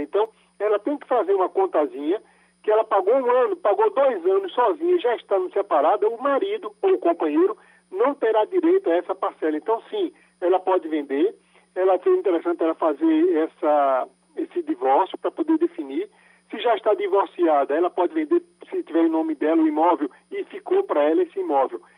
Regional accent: Glória do Goitá, Pernambuco, Brazil; moved away; fui em Glória do Goitá, minha, minha terrinha

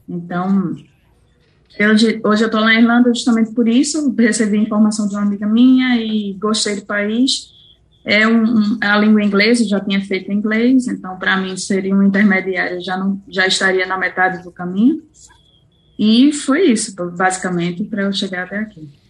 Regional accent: Recife, Pernambuco, Brazil; moved away as an adult; now in Ireland; nasci em Recife

